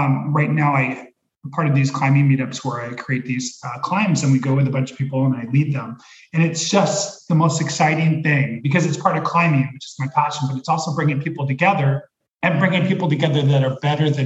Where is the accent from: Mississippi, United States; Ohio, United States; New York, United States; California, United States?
California, United States; Los Angeles; moved away as an adult; now in Oregon, United States; I grew up in LA near Hollywood